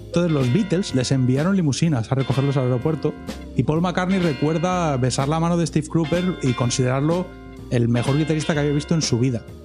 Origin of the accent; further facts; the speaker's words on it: Spain; somos españoles